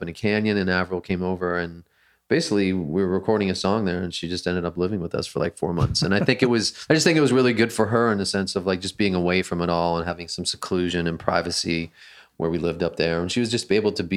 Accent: Canada; I grew up in Canada

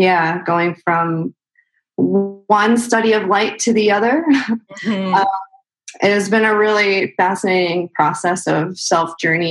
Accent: Chicago, Illinois, United States; now in California, United States; No, I'm from Chicago. Well, I've lived all over the place, but I'm mostly from Chicago. Went to school for photography in Chicago, mm-hmm. and then moved out to California in 2014.

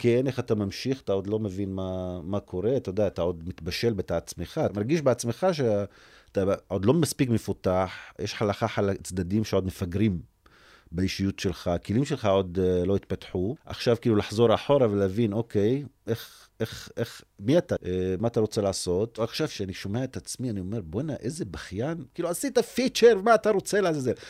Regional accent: Umm al-Fahm, Haifa District, Israel; באום אל-פחם, בסביבה שאני גדלתי בה

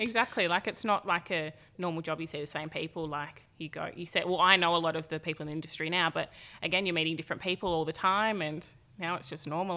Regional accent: Tweed Heads, New South Wales, Australia; also born or lived in Gold Coast, Queensland; I grew up, um, in Tweed Heads with my mum, my dad

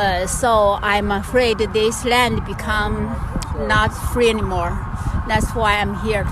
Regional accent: China; now in United States; I'm from China.

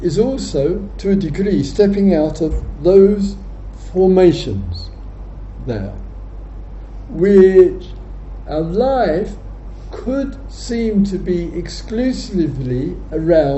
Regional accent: England, United Kingdom

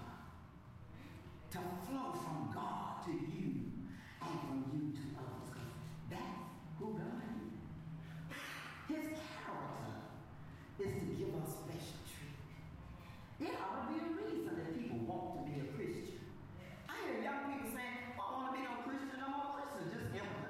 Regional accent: Compton, California, United States; I'm from Compton.

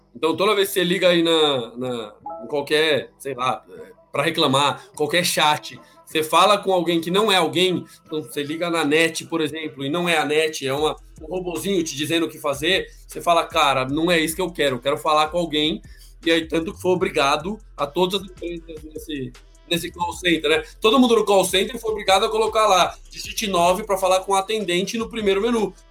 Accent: Brazil; como brasileiro

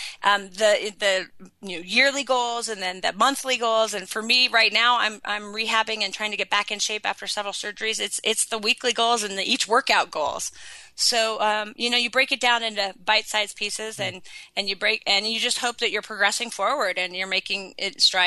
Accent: Sun Valley, Idaho, United States; I was in Sun Valley, my hometown, on the mountain that I had grown up on.

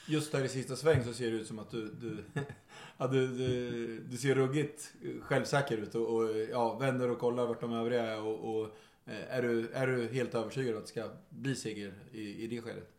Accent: Örebro, Örebro County, Sweden; vi kommer från, från eh, Örebro

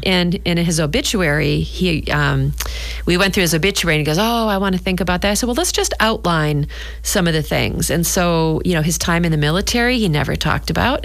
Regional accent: New Hampshire, United States; now in Scituate, United States; I grew up in New Hampshire and we had a summer cottage

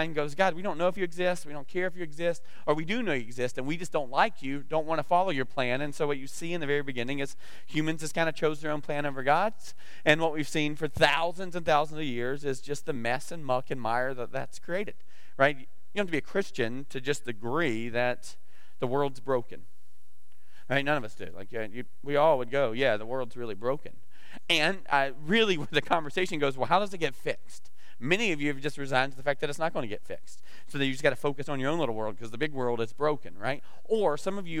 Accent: the South, United States; I'm from the South

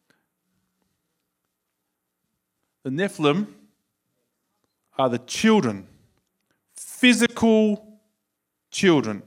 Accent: Australia; accent: Australian; my Australian accent

